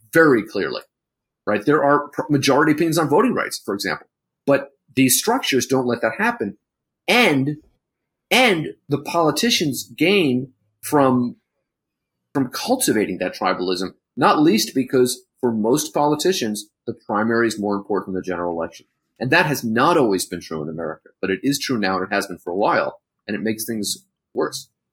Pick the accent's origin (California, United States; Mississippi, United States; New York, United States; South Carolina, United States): California, United States; San Francisco; growing up in San Francisco